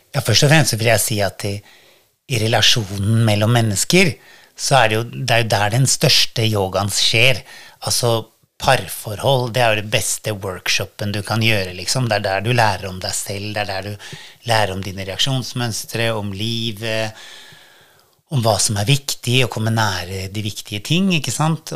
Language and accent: Norwegian; Norway; moved away; Jeg hadde jo ikke bodd hjemme i Norge på 23 år, og så flytta jeg tilbake